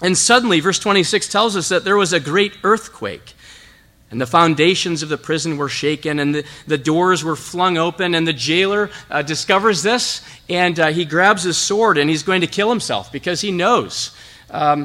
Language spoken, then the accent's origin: English; Zeeland, Michigan, United States; I'm from Zeeland. Grew up here, went to high school here at Zeeland Public.